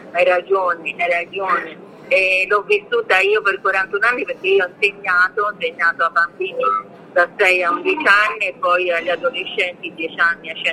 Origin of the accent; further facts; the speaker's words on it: Domodossola, Piedmont, Italy; born there; Allora, sono nata a Domodossola, sono del 75, sono nata il 9 agosto del 75 e sono mamma di un bimbo di 13 anni.